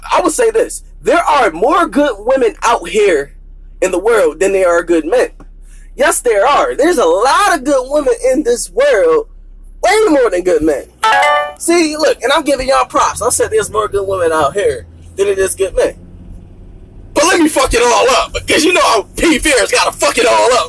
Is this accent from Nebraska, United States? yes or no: no; Philadelphia, Pennsylvania, United States; I'm from Philly